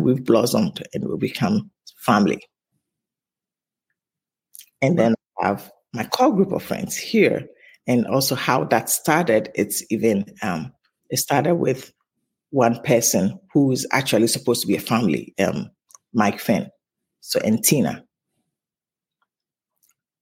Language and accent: English; Takoradi, Western Region, Ghana; moved away as an adult; also born or lived in Tema, Ghana; now in United States; we grew up in Takoradi first